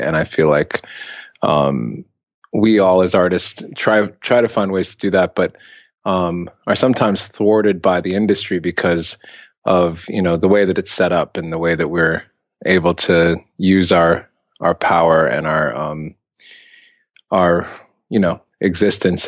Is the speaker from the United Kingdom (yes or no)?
no; Ethiopia; I'm from Ethiopia